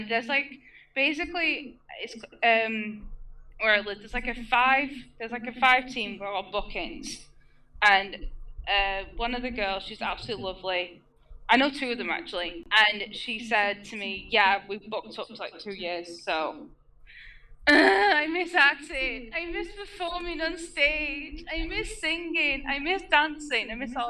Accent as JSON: {"language": "English", "region": "England", "country": "United Kingdom"}